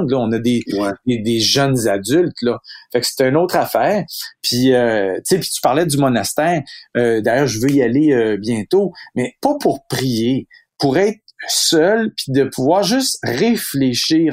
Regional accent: Quebec, Canada; ici, chez nous, au Québec, puis au Canada

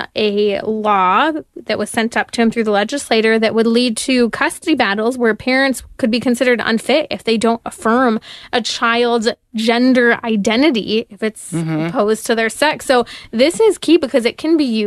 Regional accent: California, United States; my home state of California.

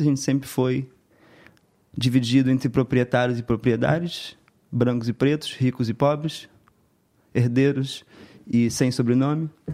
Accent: Brazil; do nosso Estado, do nosso país

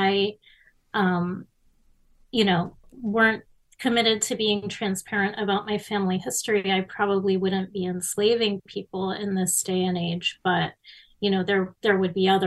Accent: Miami, Florida, United States; I was growing up in Miami in the 70s and 80s

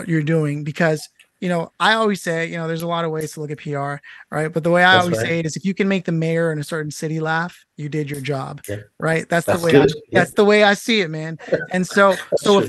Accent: United States; 35 years as an American

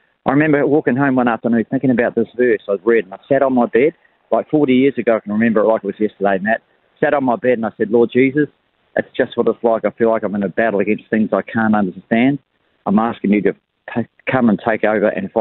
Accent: Levin, Manawatū-Whanganui, New Zealand; moved away as an adult; now in Australia; I was born in Levin, New Zealand, and we emigrated to Australia when I was about 30 years old for a new life. And but I was born and raised in Levin

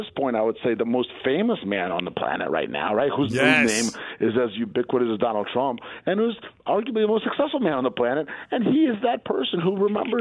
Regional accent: Princeton, New Jersey, United States; I grew up in Princeton, which isn't that far away, about 45 minutes

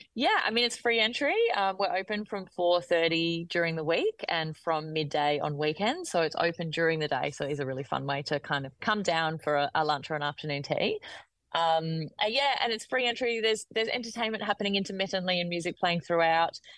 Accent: Melbourne, Victoria, Australia; also born or lived in Adelaide; I'm from Melbourne. I lived in Melbourne for for a very long time

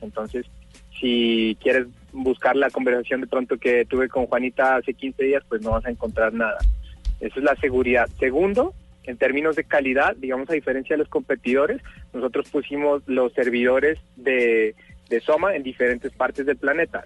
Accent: Pasto, Nariño, Colombia; soy de Pasto, vengo de un colegio muy normal

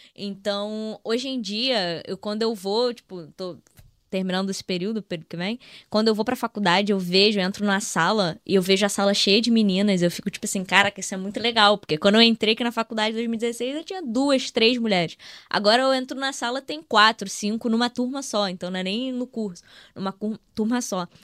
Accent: Rio de Janeiro, Brazil; a gente é aqui do Rio

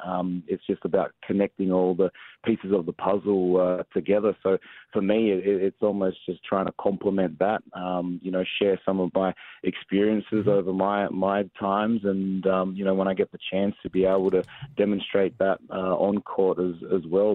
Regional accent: Australia; moved away as an adult; also born or lived in San Antonio, United States; now in Atlanta, United States; I came across from Australia, obviously being born and raised in Australia, came across to St Mary's College

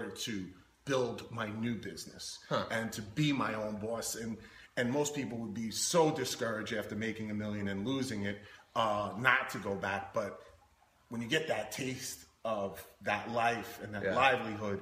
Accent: New York City, New York, United States; I grew up in Queens

